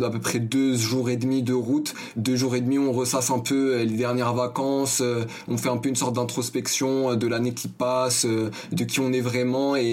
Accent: Paris, Île-de-France, France; also born or lived in Asnières; Comme je l'ai dit, je suis né à Agnières, j'ai fait un bref euh, des tours euh, dans le quartier de la Goutte d'Or, dans le 18e arrondissement, jusqu'à mes 5 ans.

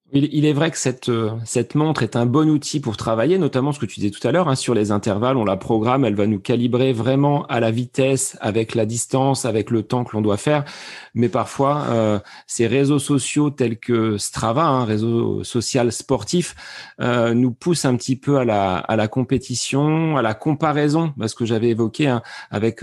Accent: France; chez nous en France

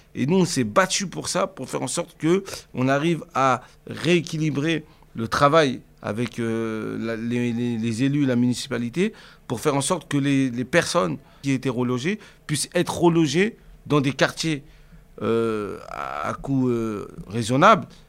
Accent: Cergy, Île-de-France, France; j'ai grandi euh, déjà à Sergi Pontoise, c'est euh, une ville euh, dans le 95, dans le Val d'Oise, en région parisienne

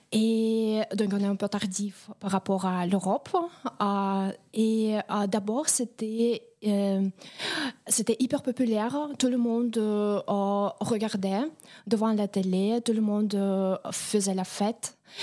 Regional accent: Moscow, Russia; French is a second language; now in France; je viens de Moscou, oui, de Moscou.

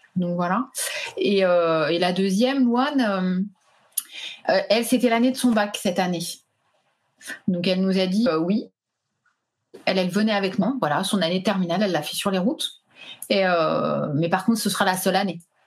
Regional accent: Île-de-France, France; moved away as an adult; also born or lived in Pyrenees; Nous, à la base, on est d'Île-de-France

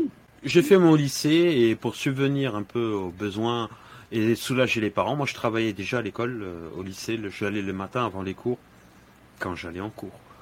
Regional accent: Dakar, Senegal; now in France; je suis originaire du Sénégal. Je suis né à Dakar

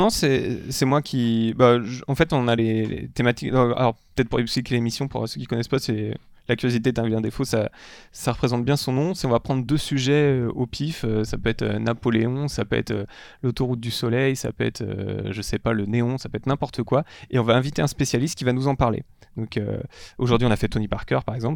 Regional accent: Parigné, Brittany, France; j'ai grandi en Bretagne, euh, j'étais au milieu de la campagne à Parigné, il y a 1000 habitants dans le Patelin

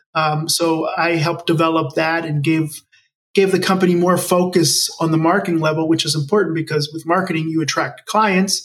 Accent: Maryland, United States; first language English; also born or lived in Bogota, Colombia; We moved to the United States, and that's actually where I grew up in Maryland, which is near Washington D.C. on the East Coast.

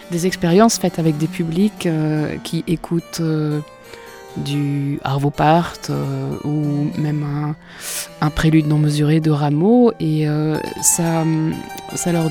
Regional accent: Poitou, Nouvelle-Aquitaine, France; parce que je suis du Poitou.

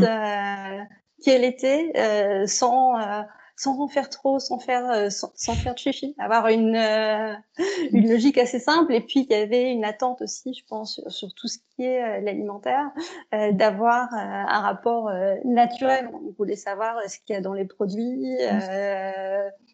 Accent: the North, Hauts-de-France, France; je suis une fille du Nord

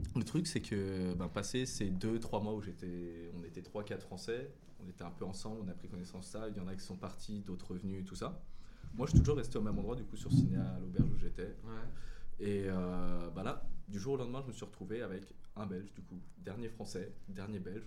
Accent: France; accent: French; moved away; je suis français, j'ai le, j'ai le putain d'accent français

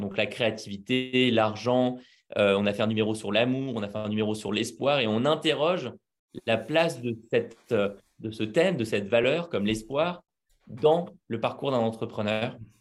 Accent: Paris, Île-de-France, France; je suis né à Paris. J'y ai vécu quasiment toute ma vie, à part deux ans où je suis parti vivre en nomade

